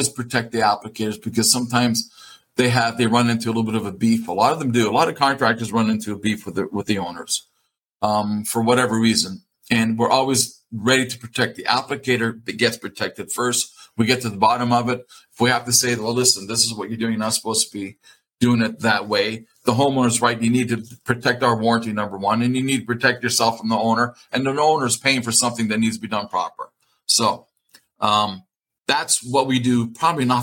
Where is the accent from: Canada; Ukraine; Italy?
Italy; moved away; I was born in Italy. That's my home turf